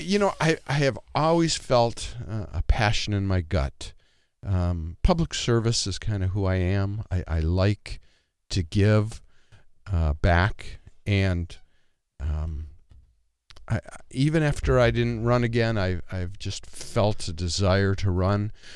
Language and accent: English; Michigan, United States; moved away as an adult; also born or lived in Twin Cities, Minnesota; now in Watertown, United States; I grew up in Michigan.